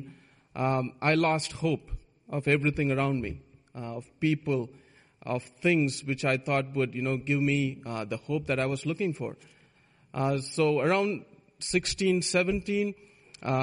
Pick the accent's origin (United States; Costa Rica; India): India; moved away; I was born in India